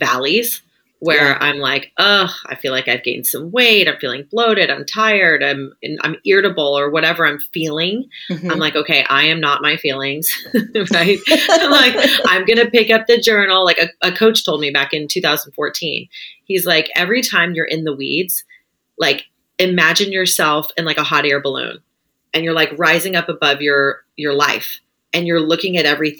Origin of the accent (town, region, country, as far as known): San Francisco Bay Area, California, United States; born or raised there; also born or lived in Oregon